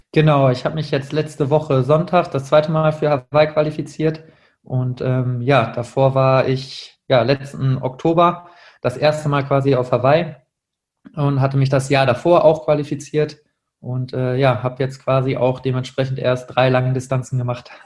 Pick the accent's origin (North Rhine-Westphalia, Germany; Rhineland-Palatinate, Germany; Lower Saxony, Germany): North Rhine-Westphalia, Germany; Münster; moved away as an adult; now in Duisburg, Germany; ich komme ursprünglich aus Münster, äh, bin dort aufgewachsen bis zum Abitur